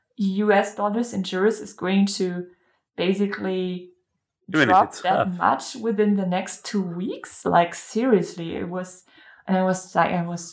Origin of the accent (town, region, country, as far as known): Germany; born or raised there